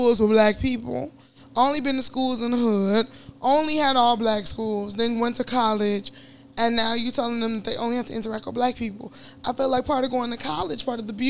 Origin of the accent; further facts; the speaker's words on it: Chicago, Illinois, United States; I grew up in Chicago